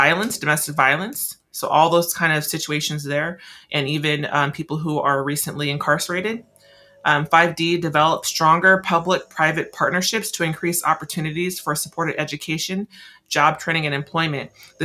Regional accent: Tacoma, Washington, United States; moved away as an adult; now in Olympia, United States; I'm still new, well, I consider myself still new to Olympia. I'm from Tacoma

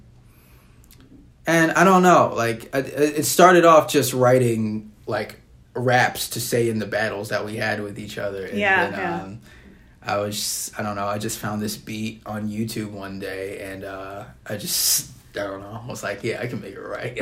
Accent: Dubuque, Iowa, United States; I am from Dubuque, yes. Okay. Born and raised.

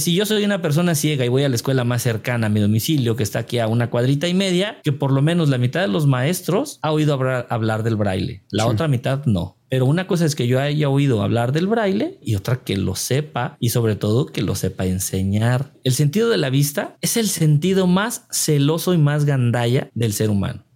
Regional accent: Tequila, Jalisco, Mexico; trabajé pues en, mi pueblo, allá en Tequila, Jalisco

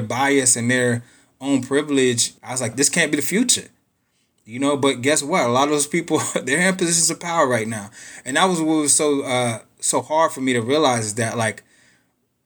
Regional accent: Pittsburgh, Pennsylvania, United States; now in Austin, United States; I was born and raised in Pittsburgh.

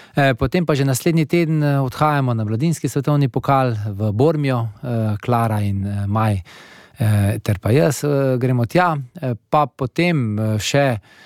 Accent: Slovenia; Slovenci smo vedno navajeni nekih velikih naporov

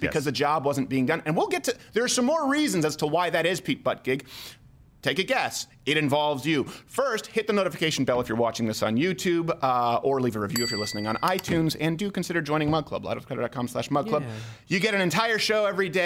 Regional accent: Montreal, Quebec, Canada; I'm from Montreal

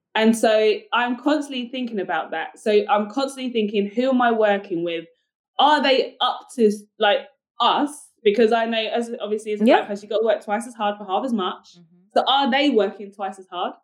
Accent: United Kingdom; accent: British; now in United States; i've got a british accent

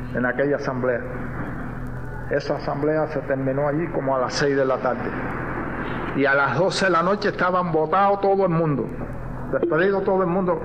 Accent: Cuba; Nosotros como cubanos

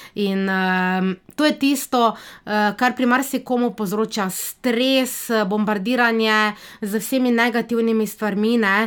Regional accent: Slovenia; also born or lived in Niš, Serbia / Belgrade, Serbia; jaz sem rojena slovenka

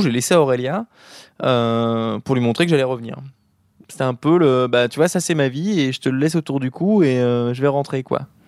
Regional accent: Switzerland; now in Brittany, France; je suis suisse, Juste je pourrais pas revivre ici

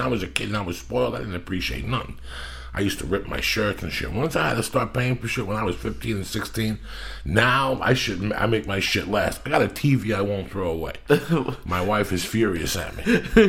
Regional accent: Cuba; now in United States; when I came from Cuba on the raft

